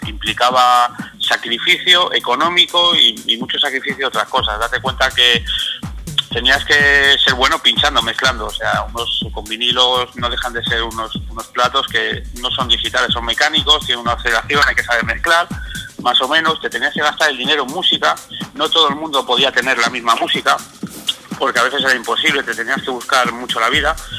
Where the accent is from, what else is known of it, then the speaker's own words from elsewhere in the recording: Asturias, Spain; Soy de Asturias, de un pueblo del norte